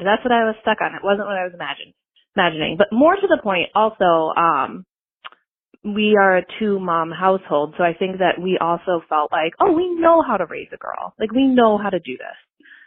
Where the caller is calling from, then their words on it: Minneapolis, Minnesota, United States; I am calling from Minneapolis.